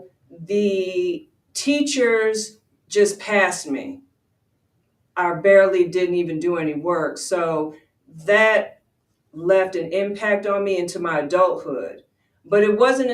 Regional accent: Westchester, New York, United States; moved away; also born or lived in Georgia; I said I was from Westchester. Yes, there was only like 7 Black families there

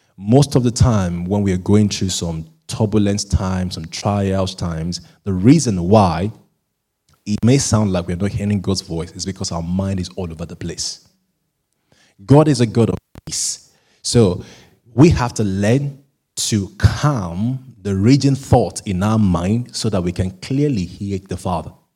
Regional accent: Nigeria; being a Nigerian

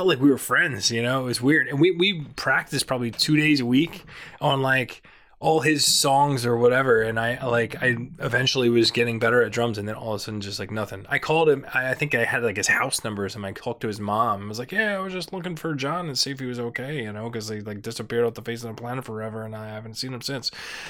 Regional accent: Franklinville, New Jersey, United States; Yeah. Well, actually not the Pine Barrens, a little, east of that, Franklinville, which is close

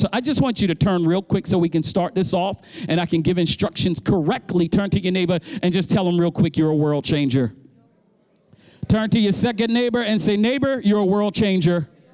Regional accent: Baltimore, Maryland, United States; I'm from Baltimore

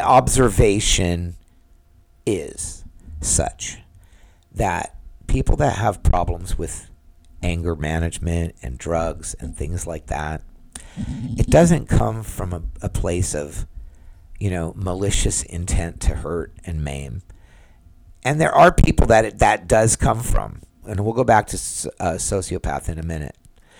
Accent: California, United States; now in Florida, United States; I moved to Florida, and I was from California. And I'm not in California right now, so I don't know what's happening there.

